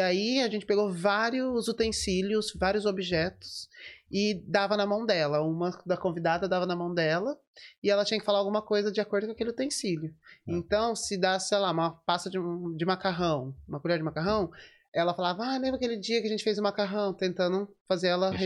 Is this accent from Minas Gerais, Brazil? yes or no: no; Americana, São Paulo, Brazil; moved away as an adult; now in Dublin, Ireland; eu nasci lá e fiquei lá até 2014